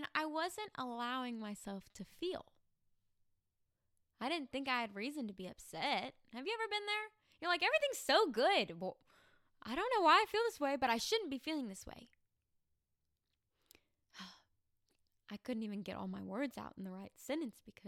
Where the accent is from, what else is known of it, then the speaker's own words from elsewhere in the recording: Arkansas, United States; moved away as an adult; also born or lived in Tennessee; I came home to Arkansas from Tennessee to celebrate college graduation